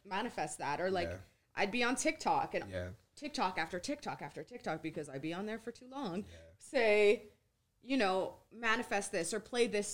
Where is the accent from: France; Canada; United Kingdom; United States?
Canada; Vancouver, British Columbia; moved away; I come from Vancouver, mm-hmm. Canada.